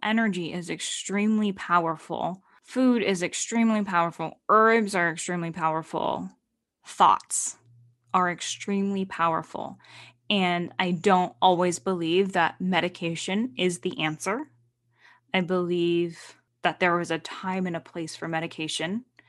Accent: Stockton, California, United States; moved away; I was in Stockton, my hometown

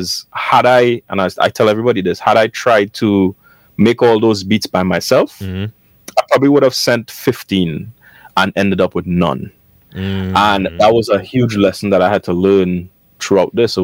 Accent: Trinidad & Tobago; I am from Trinidad.

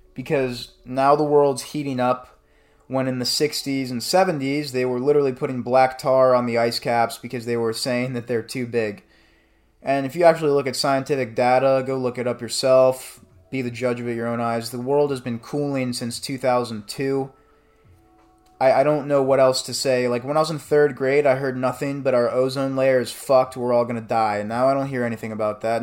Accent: Bradenton, Florida, United States; I went to school in Bradenton, shout out Bradenton, A K A B-Town, nine four one

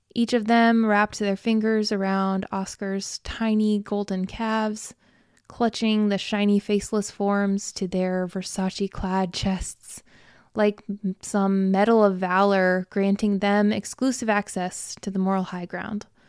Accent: Midwest, United States; I grew up in Farmtown, USA, in the Midwest, in a conservative Christian family

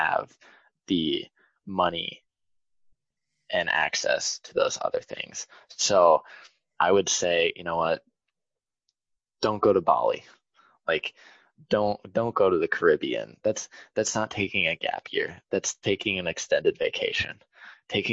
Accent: United States; I'm an American

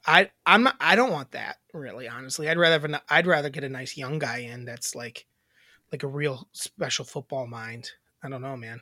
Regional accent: Wisconsin, United States; I'm from Wisconsin

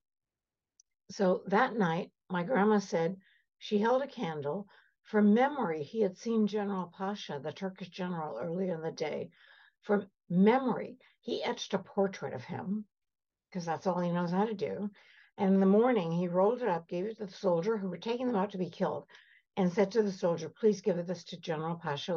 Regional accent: Canada; also born or lived in Cairo, Egypt; I'm Armenian. I was born in Cairo. Came over to Canada when I was 4 years old.

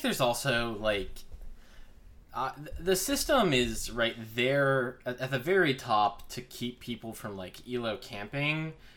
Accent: Crystal Lake, Illinois, United States; I grew up in Crystal Lake

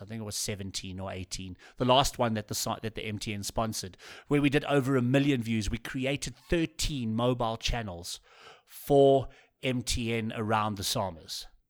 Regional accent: South Africa; as a South African

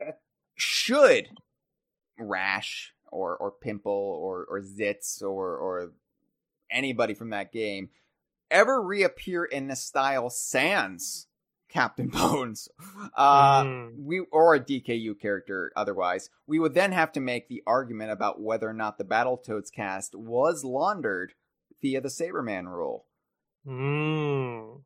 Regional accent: United States; being American, being in the Americas

